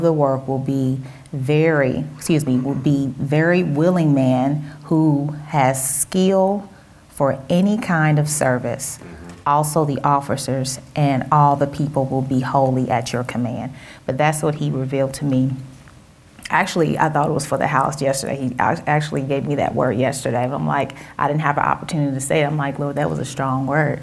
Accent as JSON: {"language": "English", "town": "Cincinnati", "region": "Ohio", "country": "United States", "accent": "Southern", "said": "Now, I'm from Cincinnati, but I tend to have an accent sometimes. You know, my family is from Mississippi, so I'm believing that's where it comes from"}